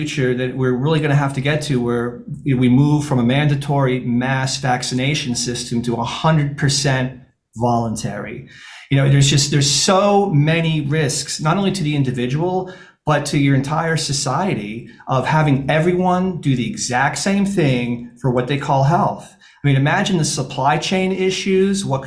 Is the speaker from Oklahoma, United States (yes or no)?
no; Syracuse, New York, United States; I'm from Syracuse